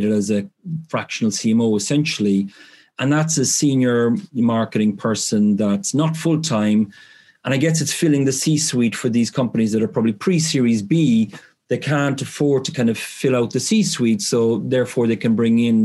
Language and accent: English; Ireland; moved away as an adult; now in United Kingdom; I'm from Ireland originally, as you look picked up in the accent. But I moved to the UK sort of straight out of university